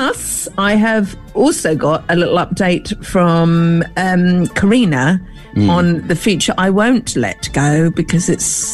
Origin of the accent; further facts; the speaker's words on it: Tunbridge Wells, South East England, United Kingdom; I'm from Tunbridge Wells